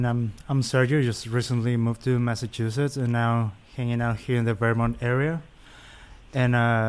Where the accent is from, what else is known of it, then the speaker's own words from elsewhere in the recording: Mexico City, Mexico; moved away; I was originally born and raised in Mexico City.